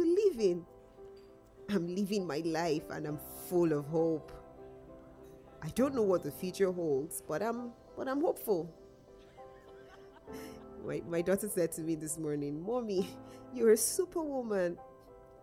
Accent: Nigeria; also born or lived in North of England; now in United Kingdom; I was born in Nigeria. Growing up, I was starved, beaten, and abused

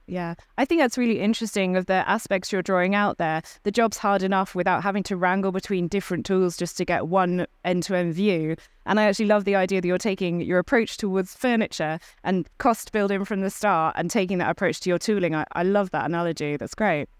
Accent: United Kingdom; I'm a Brit

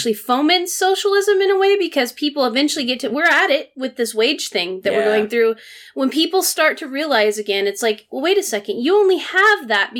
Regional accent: United States; I speak as American.

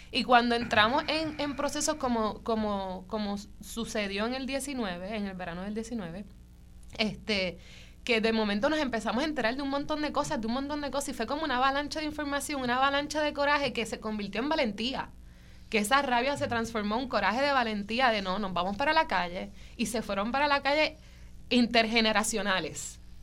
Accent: Mayagüez, Puerto Rico; yo soy de Mayagüez

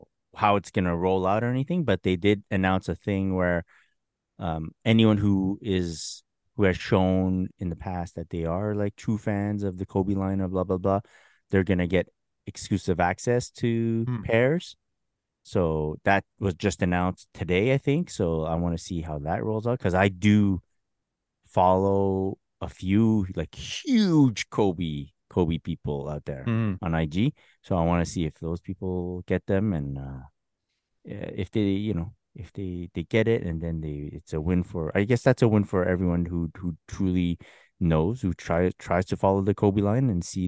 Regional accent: Canada; I don't know how much it affects us either because we're Canadian.

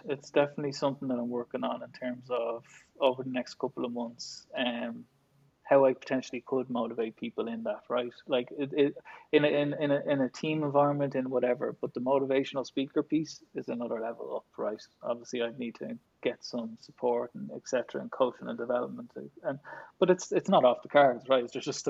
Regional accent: Dublin, Leinster, Ireland; I did, yeah, born and bred.

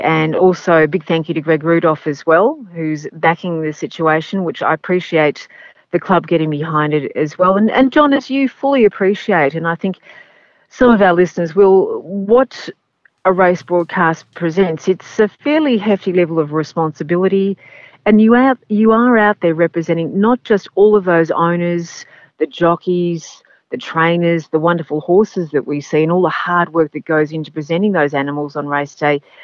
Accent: Australia; accent: Australian; my accent over Derek's and Gary's as the only Australian.

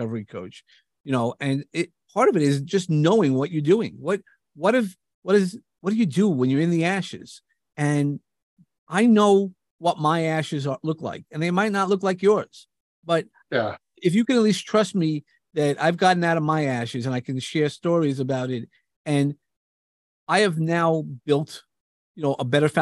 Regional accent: New York, United States; accent: New York; I come from New York. You definitely could hear my accent

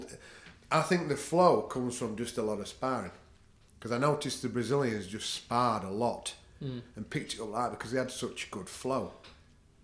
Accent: United Kingdom; we're from a British culture

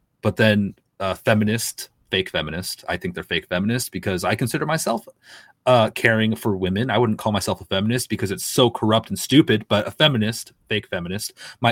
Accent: East Coast, United States; moved away; I'm originally from the East myself

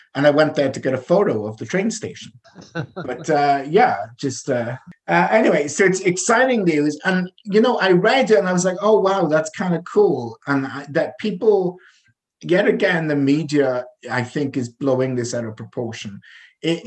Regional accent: Wales, United Kingdom; now in Canada; I am from Wales, I'm from the valleys, from Merchanachie.

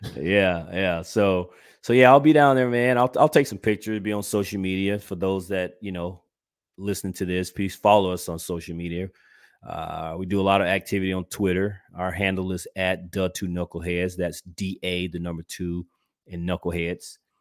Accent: Georgia, United States; moved away; I'm originally from Georgia

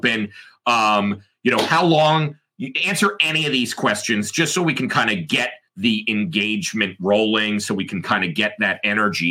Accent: United States; I'm American

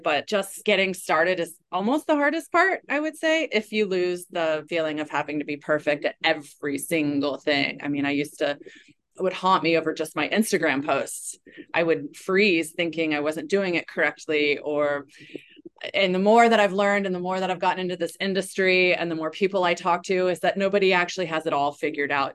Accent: East Coast, United States; now in Waikiki, United States; I grew up on the East Coast

